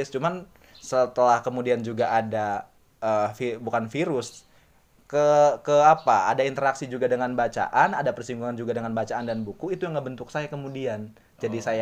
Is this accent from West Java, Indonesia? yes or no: yes; Sukalaksana, West Java, Indonesia; Saya asli Bekasi, tapi tepatnya uh, di Kabupaten Bekasi, di Desa Sukalaksana, Kecamatan Sukakarya.